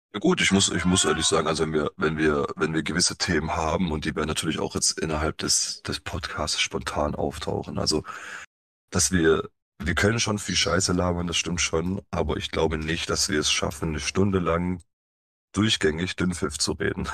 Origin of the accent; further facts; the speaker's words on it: Stuttgart area, Baden-Württemberg, Germany; also born or lived in Poland (family origin); kommen wir aus dem Raum Stuttgart